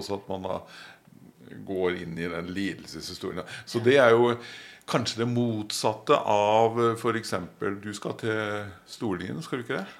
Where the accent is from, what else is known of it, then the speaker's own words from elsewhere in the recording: Oslo, Norway; moved away; Jeg er jo fra Marienlyst i Oslo